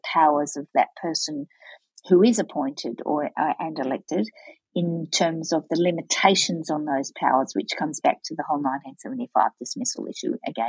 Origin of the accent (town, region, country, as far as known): Australia